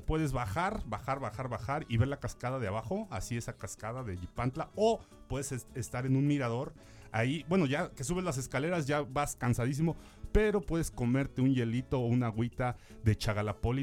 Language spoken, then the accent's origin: Spanish; Xalapa, Veracruz, Mexico; los que somos de Jalapa